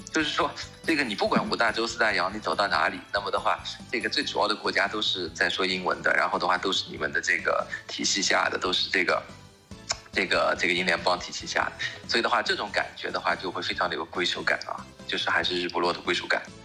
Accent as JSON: {"language": "Chinese", "country": "China", "also_born_or_lived": "Europe", "moved": "yes", "said": "我们中国人的文化"}